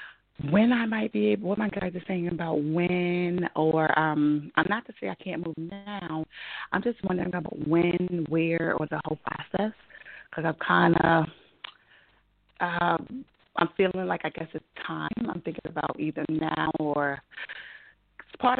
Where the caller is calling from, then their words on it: New York City, New York, United States; I'm calling from New York.